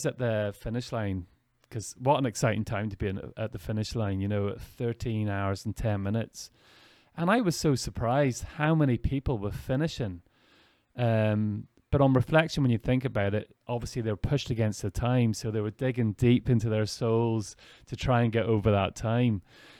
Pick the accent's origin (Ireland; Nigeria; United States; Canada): Ireland; We don't want it to be that, especially I'm coming from Ireland as well.